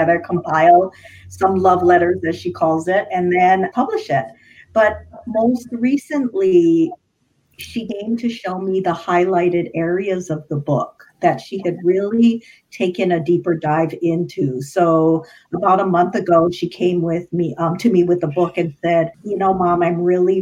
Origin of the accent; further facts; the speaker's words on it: Hawaii, United States; So I grew up in Hawaii.